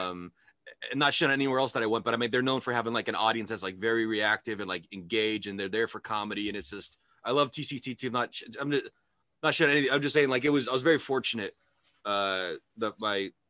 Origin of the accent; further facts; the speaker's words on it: California, United States; now in Idaho, United States; I grew up in California.